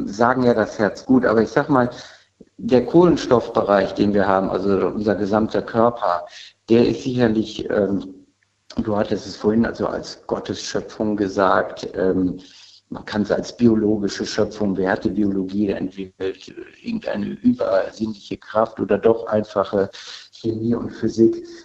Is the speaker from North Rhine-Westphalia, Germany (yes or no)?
no; Linz am Rhein, Rhineland-Palatinate, Germany; Ich komme aus dem Rheinland-Pfalz.